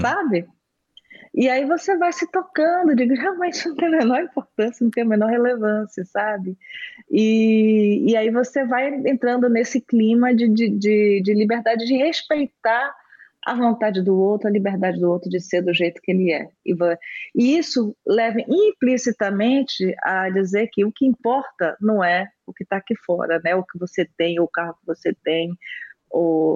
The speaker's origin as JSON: {"language": "Portuguese", "region": "Bahia", "country": "Brazil", "also_born_or_lived": "Rio de Janeiro, Brazil", "moved": "as an adult", "lives_now": "Netherlands", "said": "eu sou baiana, e eu vim para a Holanda há"}